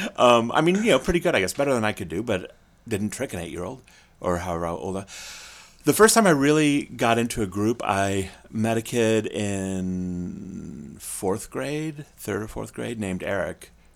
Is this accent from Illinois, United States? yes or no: yes; Springfield, Illinois, United States; I grew up in Springfield, Illinois